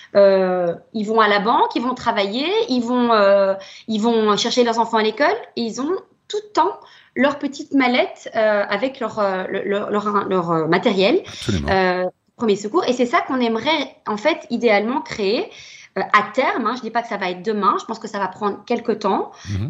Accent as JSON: {"language": "French", "country": "Belgium", "said": "chez nous en Belgique"}